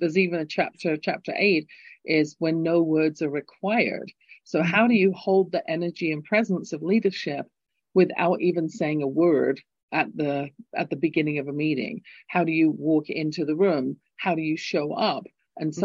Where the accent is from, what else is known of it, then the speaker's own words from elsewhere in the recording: England, United Kingdom; accent: English; now in Calgary, Canada; my lilting English accent